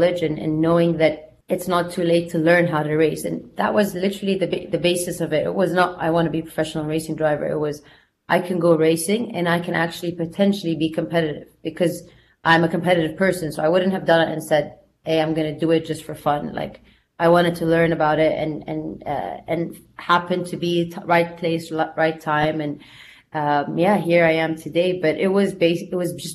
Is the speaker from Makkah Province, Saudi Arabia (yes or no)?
yes; Jeddah, Makkah Province, Saudi Arabia; moved away as an adult; also born or lived in United States; I grew up in Saudi, in Jeddah, where I am today here speaking to you.